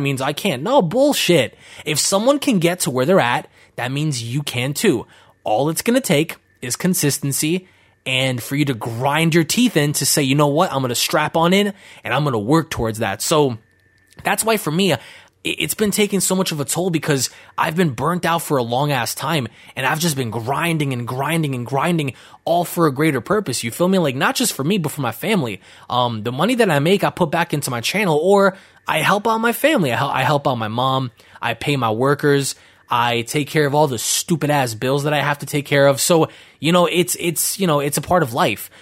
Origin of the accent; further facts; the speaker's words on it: New York City, New York, United States; growing up near Bushwick was insane